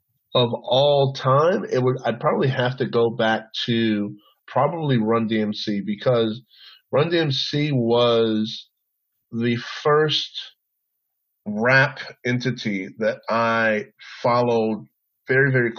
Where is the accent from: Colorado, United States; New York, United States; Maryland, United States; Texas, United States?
Texas, United States; San Antonio; I grew up in San Antonio